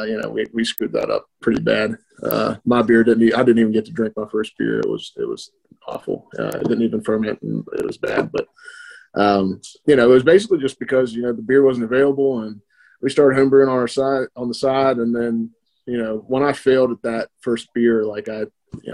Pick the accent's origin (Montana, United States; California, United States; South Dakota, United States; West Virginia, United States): West Virginia, United States; born and raised in West Virginia